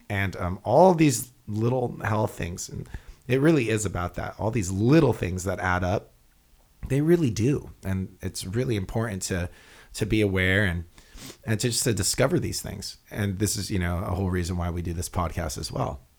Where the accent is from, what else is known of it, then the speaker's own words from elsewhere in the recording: Hawaii, United States; we're from Hawaii